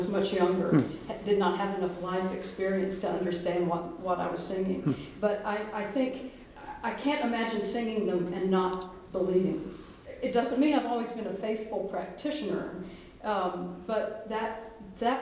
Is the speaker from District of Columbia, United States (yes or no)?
no; Winston-Salem, North Carolina, United States; I'm from Winston-Salem, North Carolina. And so I grew up in Winston-Salem